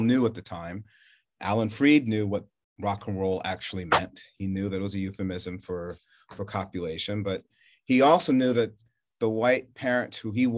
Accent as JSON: {"language": "English", "region": "the North", "country": "United States", "tie": "born or raised there", "lives_now": "Charleston, United States", "said": "Moving there, I feared maybe the worst in living in the South growing up in the North."}